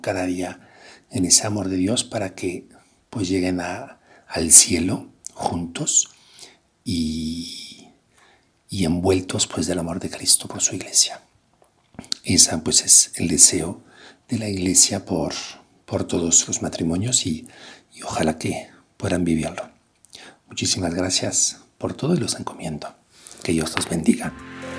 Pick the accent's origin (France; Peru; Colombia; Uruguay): France; now in Querétaro, Mexico; Soy francés y trabajo, pues, con jóvenes aquí en, en la universidad